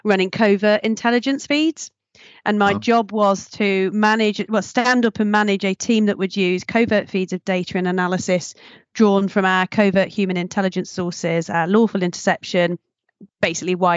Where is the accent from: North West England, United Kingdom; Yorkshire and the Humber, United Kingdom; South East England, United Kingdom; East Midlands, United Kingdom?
East Midlands, United Kingdom; Nottingham; moved away; I'm originally from Nottingham